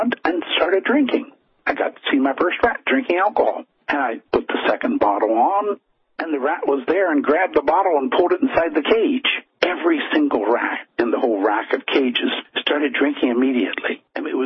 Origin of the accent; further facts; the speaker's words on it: United States; accent: American; moved away as an adult; now in Finland; as people probably can tell from the accent, I am an American originally. I've been in Finland since 1972